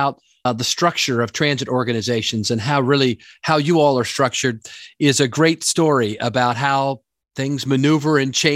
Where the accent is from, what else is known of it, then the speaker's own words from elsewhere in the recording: Maryland, United States; here in my home state of Maryland